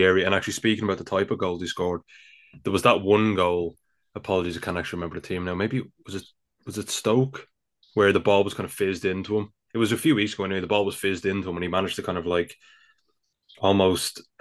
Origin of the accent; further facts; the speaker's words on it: Dublin, Leinster, Ireland; being an Irishman